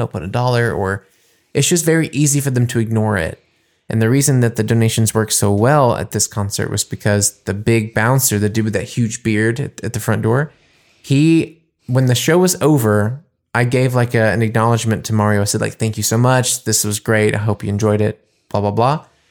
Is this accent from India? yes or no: no; United States; now in Germany; playing as an American